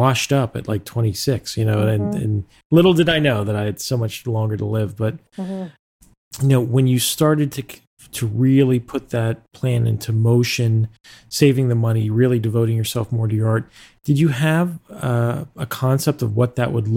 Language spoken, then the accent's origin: English; Pittsburgh, Pennsylvania, United States; I grew up in Pittsburgh, actually, and lived there for most of my life